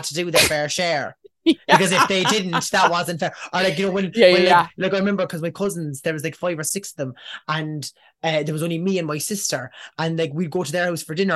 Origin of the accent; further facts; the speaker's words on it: Cork, Munster, Ireland; we're from Cork